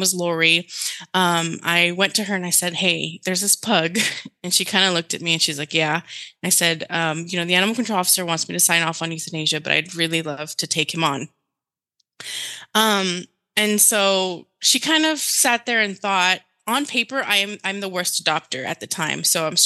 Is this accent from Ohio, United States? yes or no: no; Laredo, Texas, United States; first language Spanish; English is a second language; my hometown, Laredo, Texas, border town